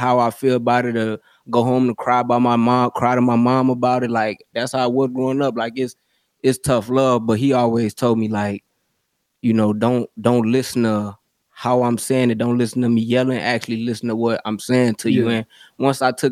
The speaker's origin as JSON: {"language": "English", "town": "Kenosha", "region": "Wisconsin", "country": "United States", "tie": "born or raised there", "said": "I grew up in Kenosha, Wisconsin"}